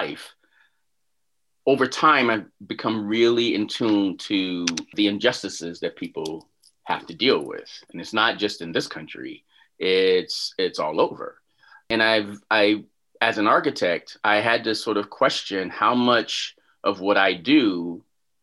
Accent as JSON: {"language": "English", "town": "Chicago", "region": "Illinois", "country": "United States", "tie": "born or raised there", "also_born_or_lived": "Washington, District of Columbia, United States / Orlando / Houston / Tempe", "moved": "as an adult", "said": "I grew up in Chicago"}